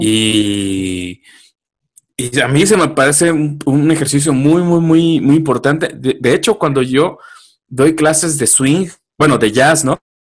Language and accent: Spanish; Oaxaca, Mexico; now in Mexico City, Mexico; allá en mi pueblo, en Oaxaca